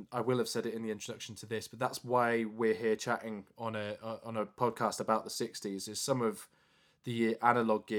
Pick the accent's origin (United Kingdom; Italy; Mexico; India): United Kingdom; Leeds, Yorkshire and the Humber; we're both from Leeds